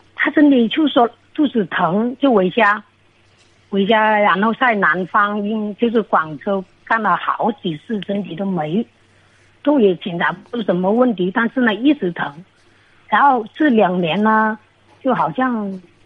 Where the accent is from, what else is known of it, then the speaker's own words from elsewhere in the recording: Guangxi, China; 我是广西的